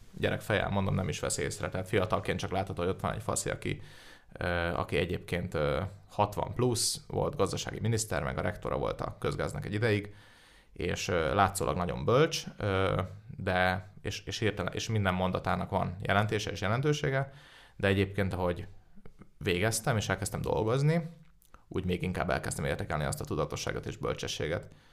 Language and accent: Hungarian; Budapest, Hungary; én budapesti vagyok